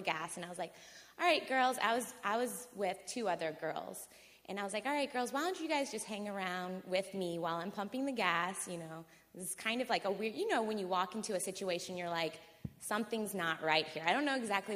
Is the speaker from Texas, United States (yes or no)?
no; New Orleans, Louisiana, United States; I'm from New Orleans.